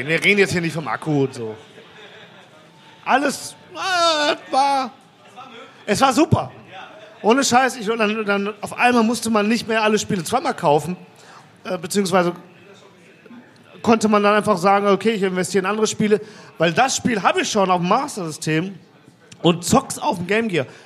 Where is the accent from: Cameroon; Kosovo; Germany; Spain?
Germany; Mülheim, North Rhine-Westphalia; Ey, ich komme aus Mülheim, da gibt es sowas.